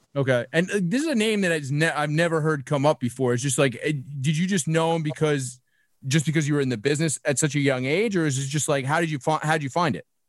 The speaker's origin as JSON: {"language": "English", "town": "New York City", "region": "New York", "country": "United States", "tie": "born or raised there", "said": "I grew up in Brooklyn"}